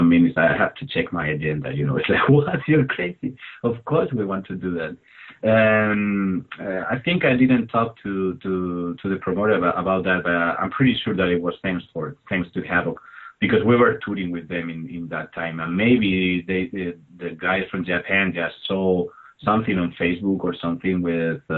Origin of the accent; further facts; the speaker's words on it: Albacete, Castilla-La Mancha, Spain; English is a second language; the best city is Albacete, of course, my hometown